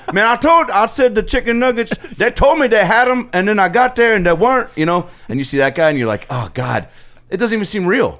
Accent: Seattle, Washington, United States; I'm from Seattle

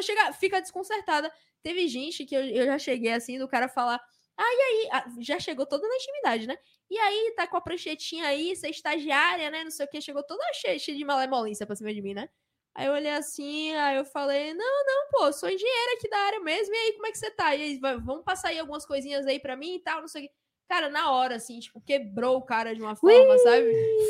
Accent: Salvador, Bahia, Brazil; eu vim de Salvador

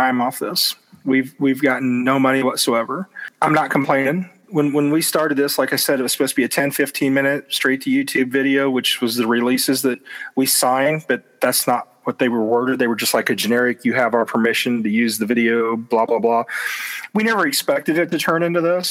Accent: Ottumwa, Iowa, United States; my hometown of Ottumwa

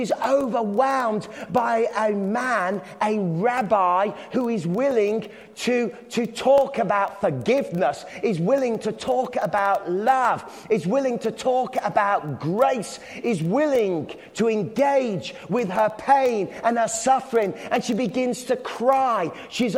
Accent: England, United Kingdom; I'm English

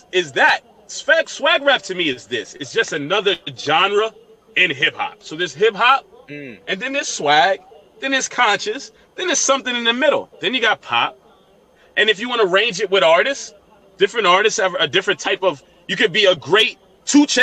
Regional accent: New York, United States; I'm from New York. I'm a New York nigga

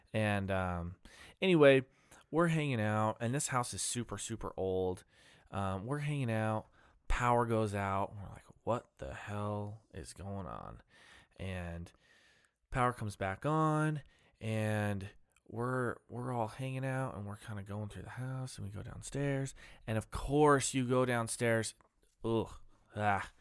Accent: Ammon, Idaho, United States; I grew up in Idaho, fa-, well, I grew up in Am in Idaho

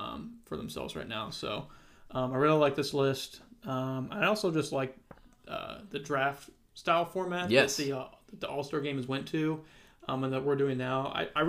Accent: Indiana, United States; I got to represent my home state of Indiana.

